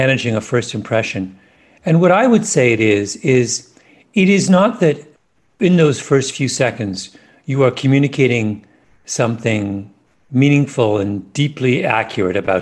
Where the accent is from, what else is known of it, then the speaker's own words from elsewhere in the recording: England, United Kingdom; I'm an Englishman.